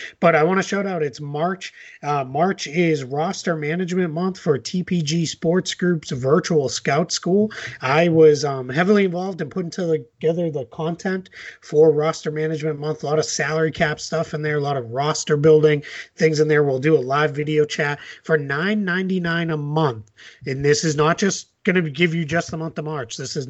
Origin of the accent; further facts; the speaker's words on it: Boston, Massachusetts, United States; I very, very much wish this existed when I was a kid and a college kid growing up in Boston.